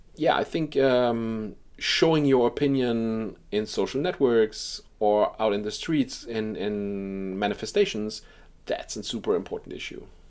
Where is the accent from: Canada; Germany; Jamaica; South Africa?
Germany; in Germany, uh, too, my, my home country.